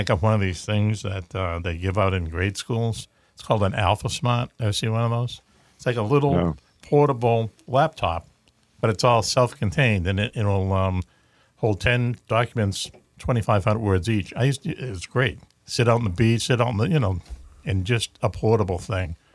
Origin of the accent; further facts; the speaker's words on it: Boston, Massachusetts, United States; accent: Boston; my Boston accent